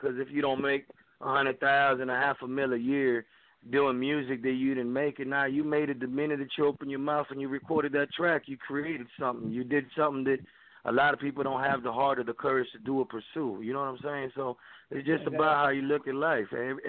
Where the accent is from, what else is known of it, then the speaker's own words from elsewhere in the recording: Humacao, Puerto Rico; now in Dallas, United States; I am from Humacao, man, right by the capital, right by San Juan.